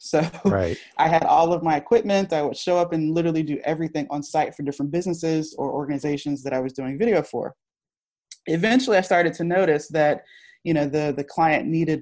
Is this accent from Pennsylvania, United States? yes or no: no; Virginia, United States; moved away as an adult; now in Philadelphia, United States; I'm from Virginia and I started, that's where I started the company